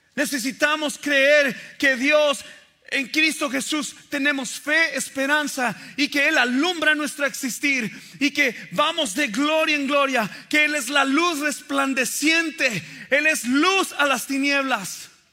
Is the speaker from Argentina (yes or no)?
no; Mexico; crecí en México